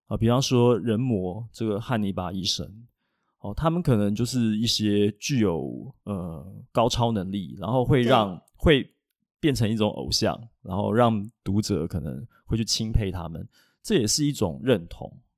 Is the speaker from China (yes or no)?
no; Taiwan; 我们台湾人啊，要写这种西方题材啊，其实我是觉得是有难度的啦